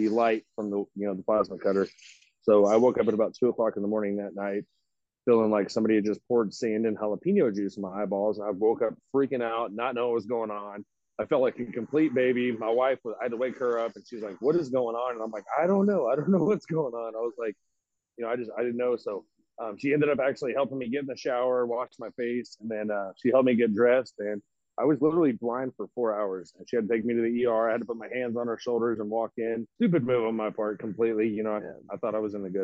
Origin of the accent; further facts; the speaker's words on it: Fort Worth, Texas, United States; also born or lived in North Richland Hills, Texas / Keller, Texas / Mabank, Texas; I'm actually from Fort Worth